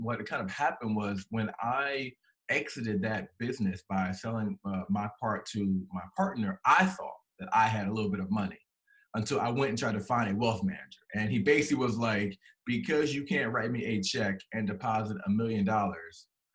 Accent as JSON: {"language": "English", "region": "Maryland", "country": "United States", "tie": "born or raised there", "moved": "as an adult", "lives_now": "North Carolina, United States", "said": "I am born and raised in Maryland"}